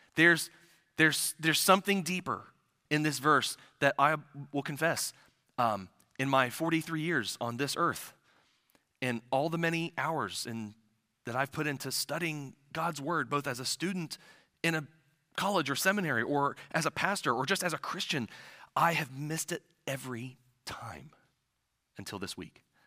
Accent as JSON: {"language": "English", "region": "central Ohio", "country": "United States", "tie": "born or raised there", "moved": "yes", "said": "a little village in, in the central part of Ohio where I'm originally from"}